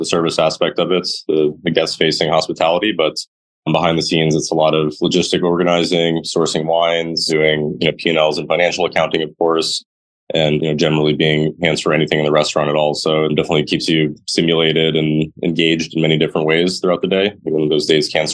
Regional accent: New York City, New York, United States; I grew up on the Upper West Side in a native New Yorker

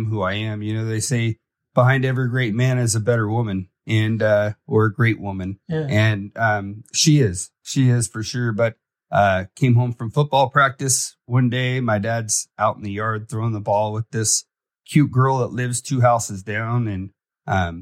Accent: Fort Lauderdale, Florida, United States; I grew up in Fort Lauderdale, and my parents were big into drugs and stuff

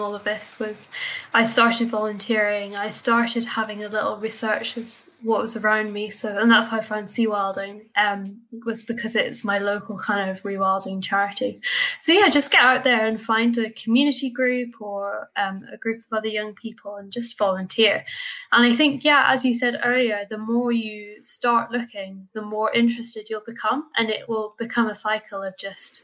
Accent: Argyll, Scotland, United Kingdom; I was lucky enough to kind of grow up in a really remote part of Scotland. So I'm from Argyll and I grew up right next to the sea

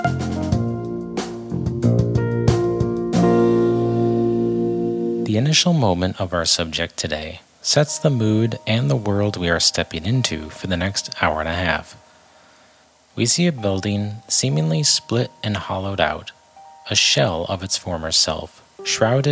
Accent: upstate New York, United States; my hometown in upstate New York

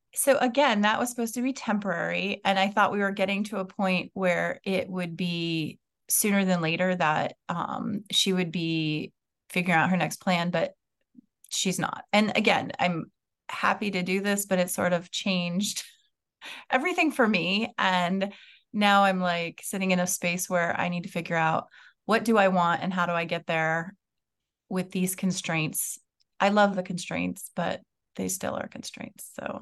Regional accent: West Coast, United States; moved away; also born or lived in Maryland; I grew up on the West Coast

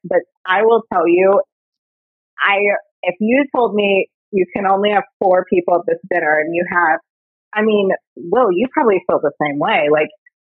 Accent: Texas, United States; I'm from Texas, so grew up on country music.

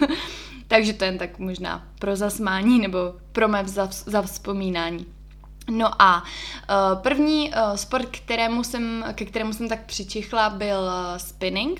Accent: Ostrava, Moravian-Silesian Region, Czechia; moved away as an adult; now in Prague, Czechia; protože tím, že jsem z Ostravy a v té době jsem teda tam ještě bydlela

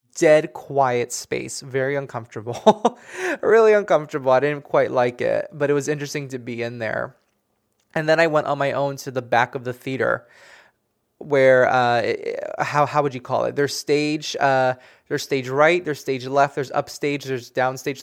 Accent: Miami, Florida, United States; moved away; I'm originally from Miami

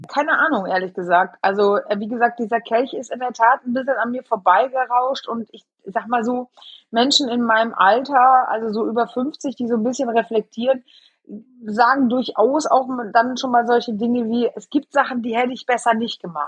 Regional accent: Eschweiler, North Rhine-Westphalia, Germany; moved away as an adult; now in Bremen, Germany; Eschweiler, Eschwaller ist und bleibt halt mein Geburtsort und meine alte geliebte Heimat

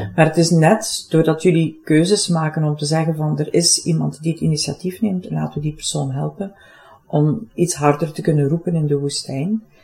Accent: Limburg, Flanders, Belgium; accent: Limburg; Ik woon zelf in Limburg, voor het geval mijn accent me nog niet zou verraden hebben

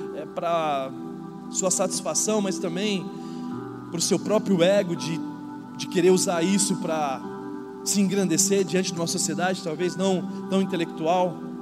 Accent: São Paulo, Brazil; now in Indaiatuba, Brazil; eu não era da cidade de Indatuba, eu nasci em São Paulo

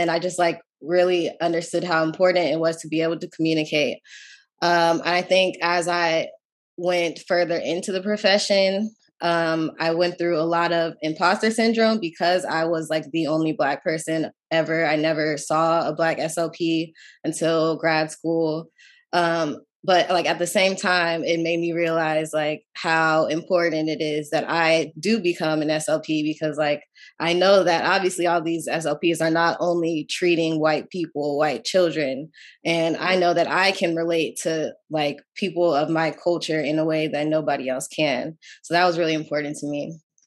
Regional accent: Menifee, California, United States; moved away as an adult; now in Washington, D.C., United States; I grew up in Menifee, California

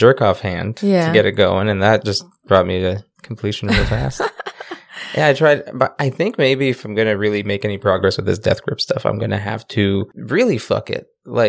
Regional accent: Canada; And we're Canadian.

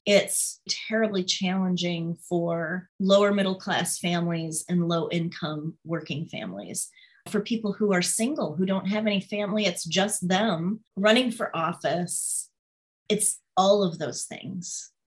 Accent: St. Joseph, Michigan, United States; also born or lived in Southwest Chicago suburb; I was born and raised in St. Joseph, and Benton Harbor is our twin city

